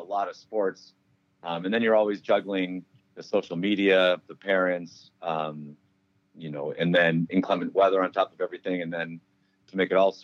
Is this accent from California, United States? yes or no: no; Saranac Lake, New York, United States; moved away as an adult; After about a decade away from my hometown, I moved back to Saranac Lake, 2001, as an English teacher